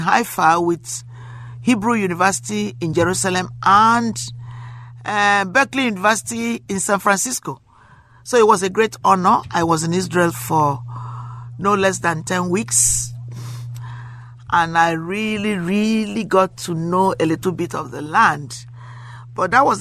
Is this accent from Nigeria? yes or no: yes; Nigeria; now in United States; I come from Africa. I come from Nigeria. I live in America now. I haven't been to my country in a long time, but I like to go because my roots are there.